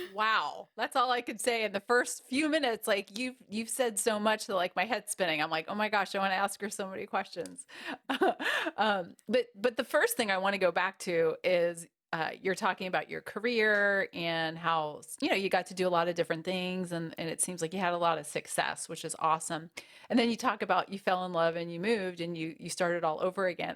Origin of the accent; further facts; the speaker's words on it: United States; moved away as an adult; also born or lived in Wichita, Kansas; I'm from the East Coast originally, from New York and New Jersey